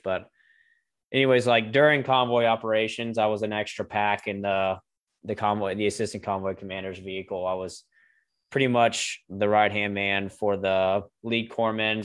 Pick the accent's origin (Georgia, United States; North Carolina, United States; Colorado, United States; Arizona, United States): North Carolina, United States; Greensboro; communications company here in Greensboro, my hometown